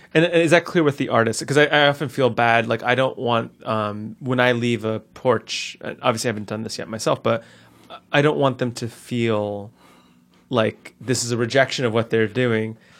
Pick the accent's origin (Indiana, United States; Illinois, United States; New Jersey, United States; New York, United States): New Jersey, United States; Newark; I grew up in the North Ward of Newark, uh, specifically in the Roseville section